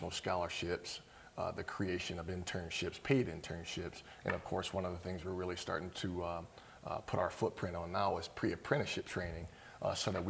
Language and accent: English; Barberton, Ohio, United States; moved away as an adult; now in Erie, United States; I'm originally from Barberton, Ohio, and I came to Erie, Pennsylvania on a basketball scholarship to attend Gannon University back in 1988